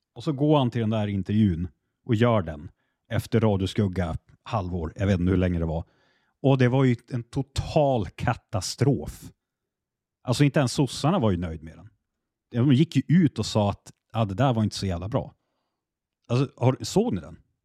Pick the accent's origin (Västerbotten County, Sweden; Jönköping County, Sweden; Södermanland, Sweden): Västerbotten County, Sweden; Jag är västerbottning